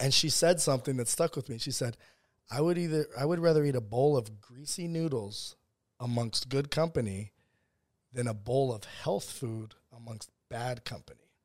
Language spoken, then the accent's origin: English; West Virginia, United States; also born or lived in San Diego, California / South Bronx, New York; I grew up in West Virginia